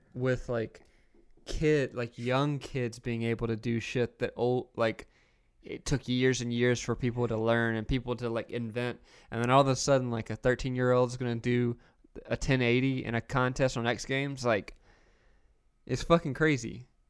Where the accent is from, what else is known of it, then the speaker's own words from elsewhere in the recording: the South, United States; I grew up in the South